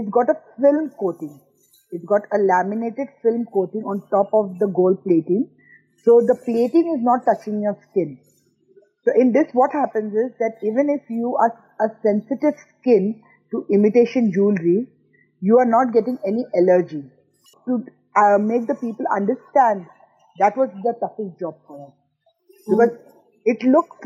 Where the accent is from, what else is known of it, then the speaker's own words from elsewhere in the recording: Mumbai, Maharashtra, India; now in United Arab Emirates; I am Indian. I belong from Bombay, but married a Pakistani from Lahore.